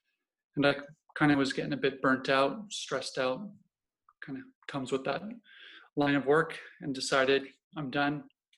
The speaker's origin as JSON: {"language": "English", "country": "Canada", "tie": "born or raised there", "said": "Yeah, so I grew up all over Canada, really. My father was in the Canadian Forces at the time, in the Air Force, so that got us to moving all over the place"}